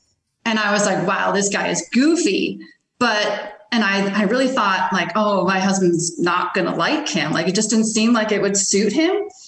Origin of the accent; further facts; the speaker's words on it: Midwest, United States; I'm from the Midwest.